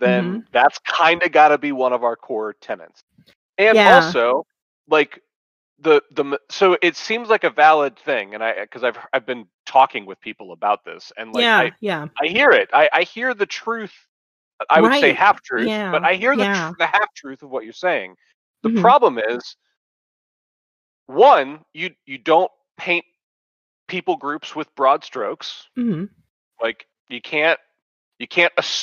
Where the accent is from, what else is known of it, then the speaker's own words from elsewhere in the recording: Dallas, Texas, United States; Texas, I was born in Dallas